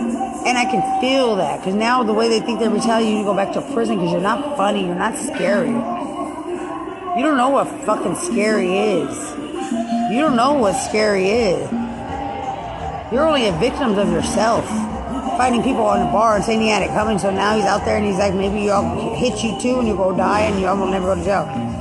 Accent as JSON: {"language": "English", "country": "United States", "said": "I'm from America. You don't shun me like I don't belong."}